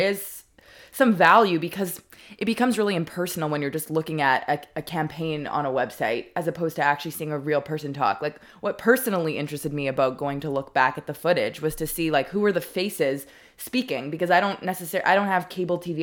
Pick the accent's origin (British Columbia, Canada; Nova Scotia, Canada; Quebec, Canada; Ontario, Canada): Quebec, Canada; Montreal; my childhood synagogue, uh, in Montreal